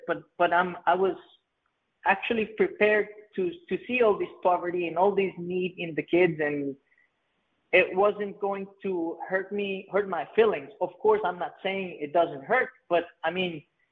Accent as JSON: {"language": "English", "town": "Playa Hermosa", "region": "Puntarenas", "country": "Costa Rica", "tie": "born or raised there", "said": "growing up in Playa Hermosa was the best, of course, but then there's a lot of poverty in the Central Pacific of Costa Rica"}